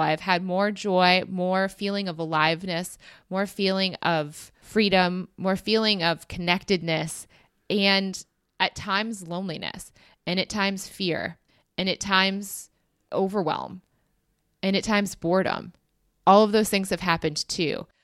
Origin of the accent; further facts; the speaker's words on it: United States; as an American